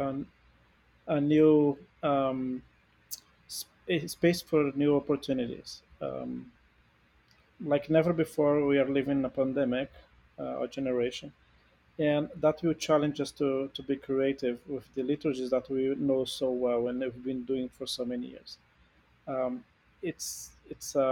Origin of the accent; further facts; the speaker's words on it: Brazil; moved away; I come from a Latin American country, I'm from Brazil